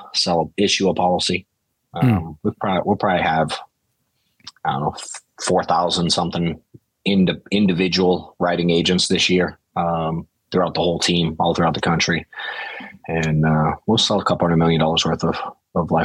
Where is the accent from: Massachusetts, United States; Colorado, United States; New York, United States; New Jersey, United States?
Massachusetts, United States; Boston; now in Atlanta, United States; I'm from Boston originally